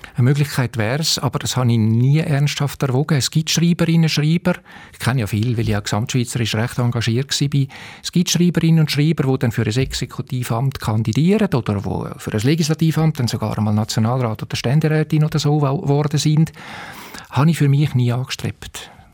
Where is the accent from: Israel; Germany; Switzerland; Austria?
Switzerland; Winterthur, Zurich; moved away as an adult; now in St. Gallen, Switzerland; ich bin halt in Winterthur aufgewachsen